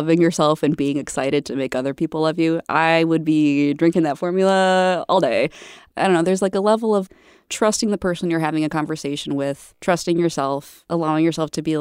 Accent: Midwest, United States; I'm from the Midwest, born and raised.

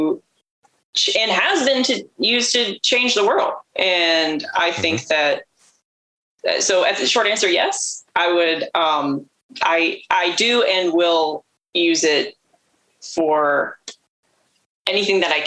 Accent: Pittsburgh, Pennsylvania, United States; moved away as an adult; now in Baltimore, United States; I was born and raised around Pittsburgh area

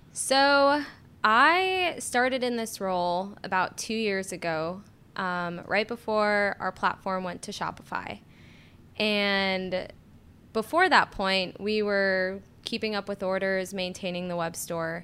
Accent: Florida, United States; moved away as an adult; now in Durham, United States; I am from Florida.

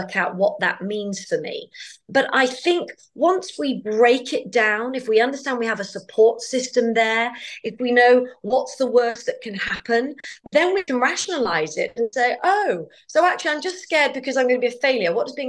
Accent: United Kingdom; as a Brit

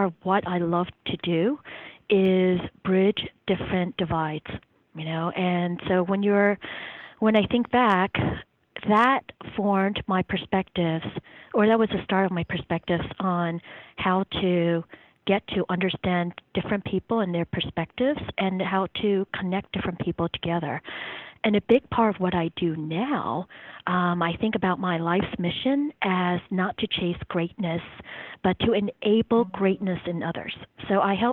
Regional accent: South Jersey Shore, New Jersey, United States; also born or lived in Taiwan; now in Durham, United States; I grew up in New Jersey, or Jersey, on the South Jersey Shore

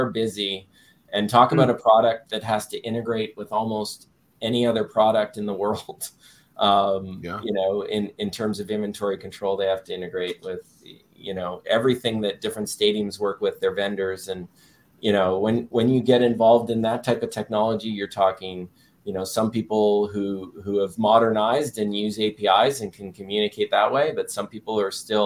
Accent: Toronto, Ontario, Canada; moved away as an adult; also born or lived in Waterloo, Ontario; now in Hampton Roads, United States; I'm born and raised in Toronto, and all that comes with being born and raised in Toronto.

